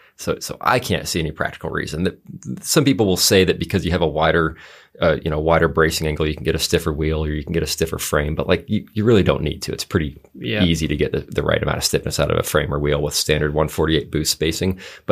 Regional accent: Alaska, United States; That's the Alaska area code. I grew up in Alaska, and I'm just holding it with me.

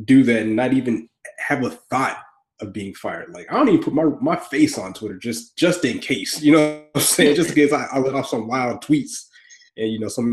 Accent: Augusta, Georgia, United States; moved away; I'm a Southerner from Augusta

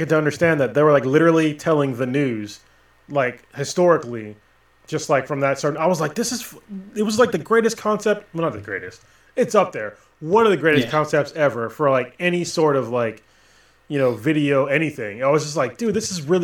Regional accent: United States; being an American. Like, we're taught from like an early age that we're number one

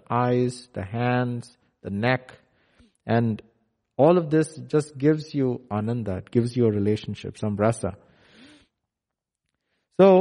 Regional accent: India; now in McKinney, United States; I live in McKinney, where it's very different from India. So I was born and brought up in India

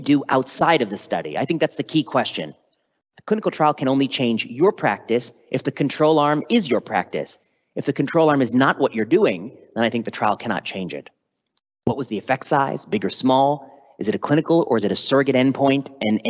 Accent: Chicago, Illinois, United States; moved away as an adult; also born or lived in Washington, District of Columbia, United States / Oregon; now in San Francisco, United States; My parents, of course, are from India, but I was born in the US and I grew up just outside of Chicago

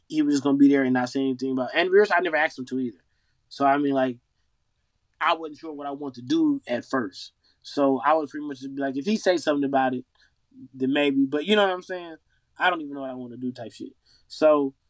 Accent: Las Vegas, Nevada, United States; I'm from Vegas

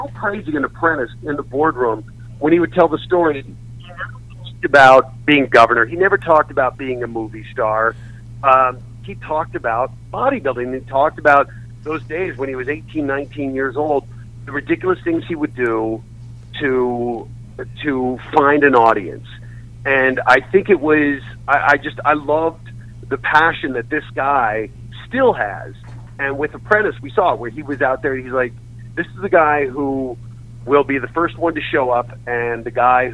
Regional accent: Colorado, United States; the bedroom where I grew up in Colorado, my parents still live in the house

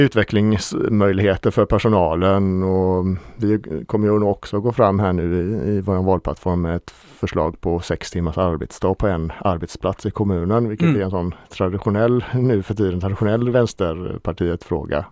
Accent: Ale, Västra Götaland, Sweden; jag kommer från Ale

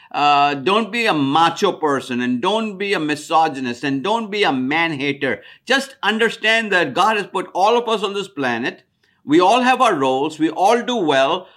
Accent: India; moved away as an adult; now in United States; I'm from India. When I came to America in nineteen seventy-two

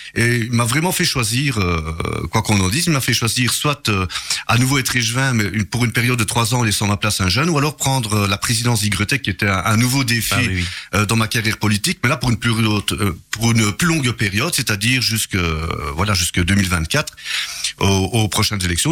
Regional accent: Charleroi, Wallonia, Belgium; je suis né là-bas à Charleroi

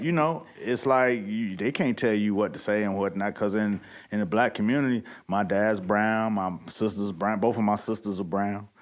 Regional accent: Miami, Florida, United States; I'm from Miami

